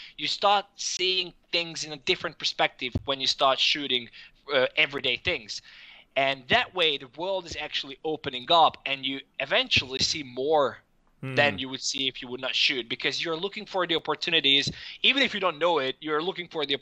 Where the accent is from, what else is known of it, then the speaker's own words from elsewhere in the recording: Hungary; moved away as an adult; also born or lived in Denmark; I'm from Hungary originally, and after finishing high school, I went to university in Denmark